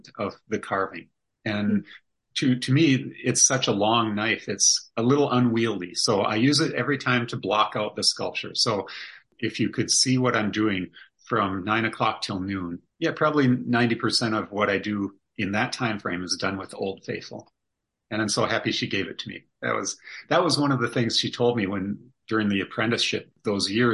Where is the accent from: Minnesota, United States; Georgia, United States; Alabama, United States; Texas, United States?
Minnesota, United States; we're from Minnesota